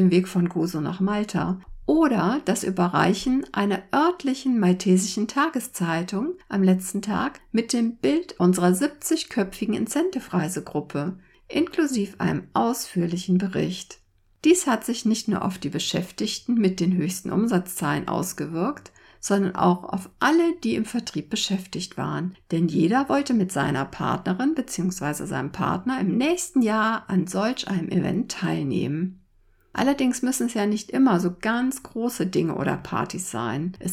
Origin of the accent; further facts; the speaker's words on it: Cologne, North Rhine-Westphalia, Germany; Als gebürtige Kölnerin ist mir das Feiern sozusagen bereits mit der Muttermilch verabreicht worden.